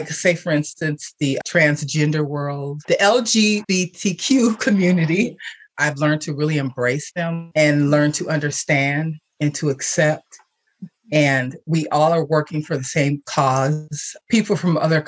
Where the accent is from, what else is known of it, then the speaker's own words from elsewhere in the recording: Milwaukee, Wisconsin, United States; I was born and raised in Milwaukee, Wisconsin